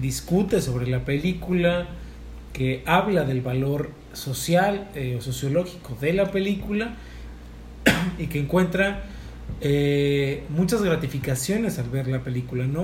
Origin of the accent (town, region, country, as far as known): Mexico